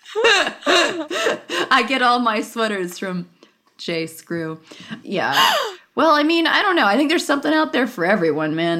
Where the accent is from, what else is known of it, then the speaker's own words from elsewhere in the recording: Los Angeles, California, United States; growing up in Los Angeles, so I grew up in the San Fernando Valley. Van Nuys was the, I was